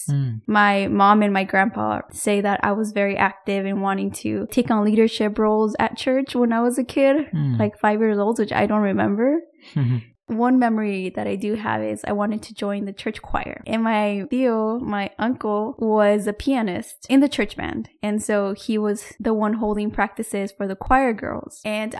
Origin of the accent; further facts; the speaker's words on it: Mexico; But when I was growing up in Mexico, we were not allowed to wear makeup because it was prohibited.